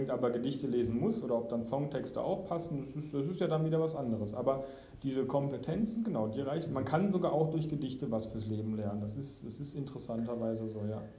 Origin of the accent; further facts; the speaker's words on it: Baden-Württemberg, Germany; bei uns in Baden-Württemberg ist häufig auch sehr, sehr, sehr viel Schule, dass man gar keine Zeit hat zu reflektieren.